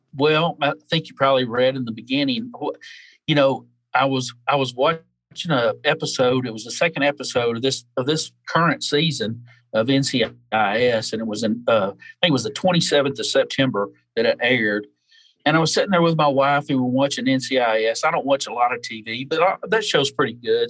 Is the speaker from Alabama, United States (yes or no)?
yes; North Alabama, United States; moved away as an adult; now in Pensacola, United States; I was raised in North Alabama and moved to South Alabama and the Gulf Coast when I was about 19 years old and been here ever since